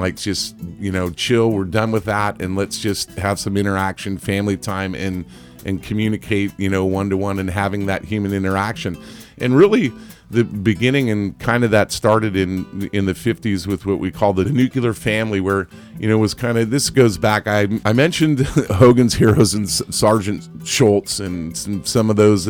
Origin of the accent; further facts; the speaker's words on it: Ireland; And I'm Irish, not Italian, but anyway.